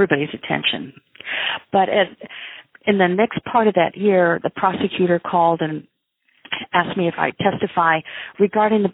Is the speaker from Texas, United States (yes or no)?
no; Illinois, United States; moved away as an adult; also born or lived in Phoenix / San Francisco; I'm from Illinois